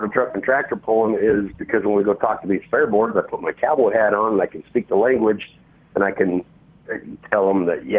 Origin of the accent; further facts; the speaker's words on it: Utah, United States; there's not one in my hometown. The closest one is in Salt Lake City, which is 80 miles away